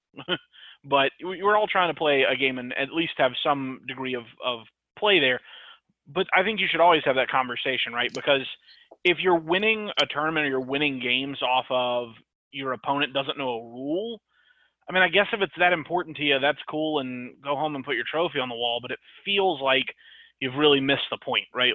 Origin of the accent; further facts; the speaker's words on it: Mississippi, United States; I'm from Mississippi